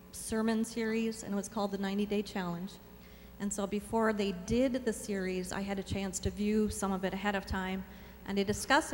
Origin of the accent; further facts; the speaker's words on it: Minnesota, United States; now in Nebraska, United States; I'm originally from Minnesota.